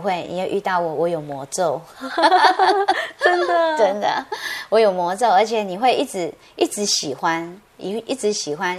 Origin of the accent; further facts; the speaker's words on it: Taiwan; 我们台湾人很可爱